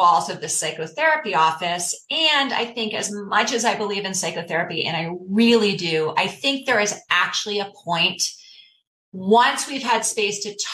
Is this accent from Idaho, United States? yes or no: no; New York City, New York, United States; also born or lived in South Africa; I grew up in Brooklyn, New York, raised by two very loving but very anxious parents